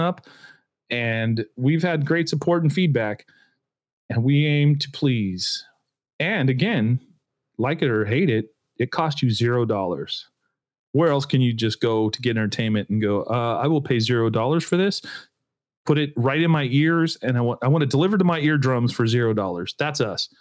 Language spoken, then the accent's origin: English; United States; I'm American